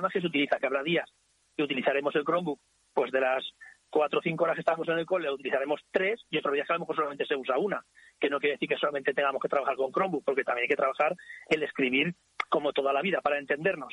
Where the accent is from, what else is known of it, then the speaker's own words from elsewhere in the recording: Ricla, Aragon, Spain; Yo soy de Ricla, he nacido en Ricla, vivo en Ricla y supongo que me moriré en Ricla